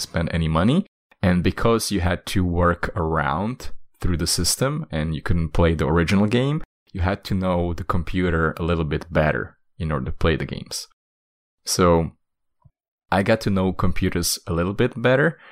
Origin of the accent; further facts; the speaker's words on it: Slovakia; I'm from Slovakia, and in Slovakia